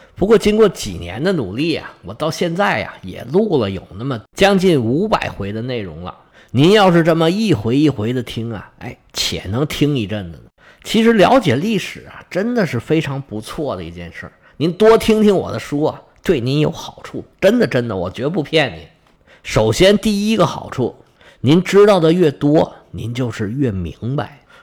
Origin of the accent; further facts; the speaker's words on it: China; 我们中国人